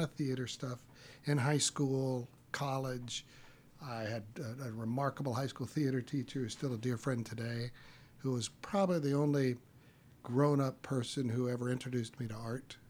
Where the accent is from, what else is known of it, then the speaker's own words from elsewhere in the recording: Texas, United States; also born or lived in Little Rock, Arkansas / Austin, Texas / Houston, Texas / Lubbock, Texas; I grew up in Texas.